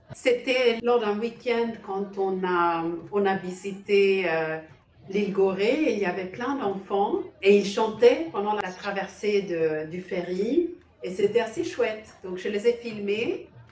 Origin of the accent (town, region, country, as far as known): Sweden; also born or lived in Denmark / China / Paris; now in Poland